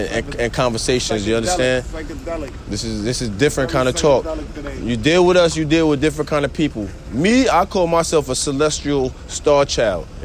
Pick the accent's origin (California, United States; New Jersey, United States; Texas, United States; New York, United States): New York, United States; New York City; me being a New Yorker